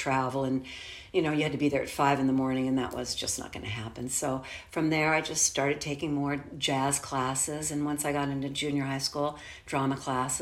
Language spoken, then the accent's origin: English; Los Angeles, California, United States; I grew up here in Los Angeles, but out in the San Fernando Valley area, in an area called Woodland Hills